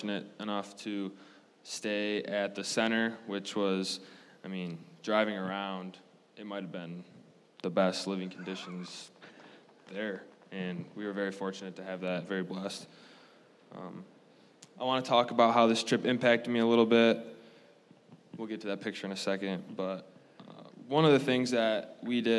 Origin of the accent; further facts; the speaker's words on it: Zeeland, Michigan, United States; I'm from Zeeland, Michigan, from the other side of the state